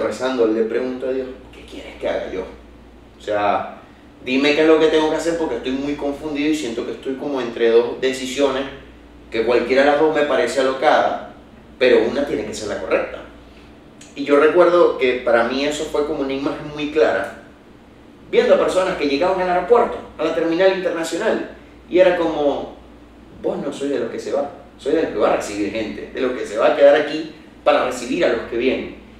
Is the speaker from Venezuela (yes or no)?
yes; Los Puertos de Altagracia, Zulia, Venezuela; yo no soy de Maracaibo, yo soy de los Puertos